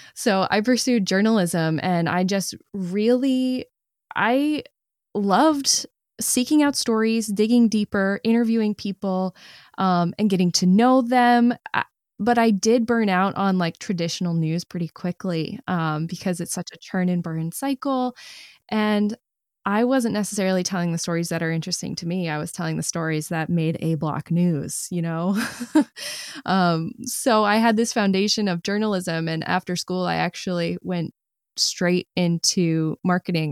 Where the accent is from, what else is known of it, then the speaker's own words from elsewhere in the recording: Maine, United States; moved away as an adult; also born or lived in New York; I never really knew how much I loved my home state until I didn't live there anymore